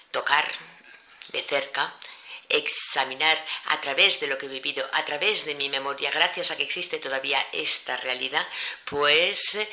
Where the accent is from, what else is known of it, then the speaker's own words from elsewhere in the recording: Akka, Souss-Massa, Morocco; born there; yo nací en Acá y más del 90% de la población de Acá es negra.